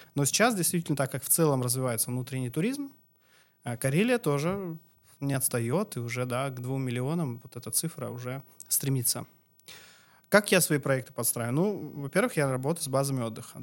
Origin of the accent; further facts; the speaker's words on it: Chelyabinsk Oblast, Russia; moved away as an adult; also born or lived in Krasnodar Krai; now in Karelia, Russia; я сам родом с Челябинской области